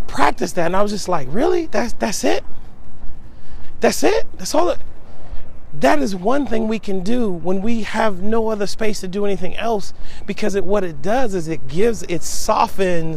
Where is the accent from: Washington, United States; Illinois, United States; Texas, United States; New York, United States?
Washington, United States; Seattle; moved away as an adult; I'm originally from Seattle, Washington